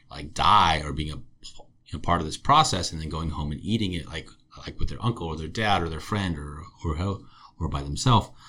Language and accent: English; Santa Barbara, California, United States; I grew up in Santa Barbara in the 90s.